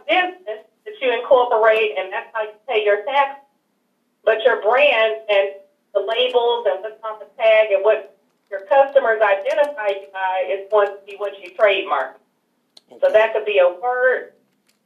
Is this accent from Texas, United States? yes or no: yes; Houston, Texas, United States; I'm originally from Houston, Texas. And ironically, I actually grew up not far from your radio station